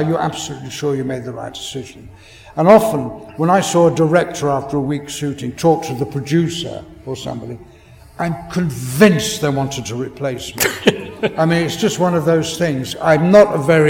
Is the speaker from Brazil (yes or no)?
no; England, United Kingdom; as an Englishman